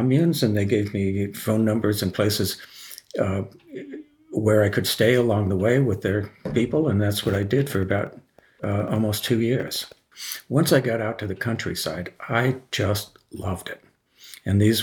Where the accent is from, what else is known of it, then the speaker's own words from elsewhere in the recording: Los Angeles, California, United States; also born or lived in Berkeley, California / Japan / Bay Area, California; I grew up in Los Angeles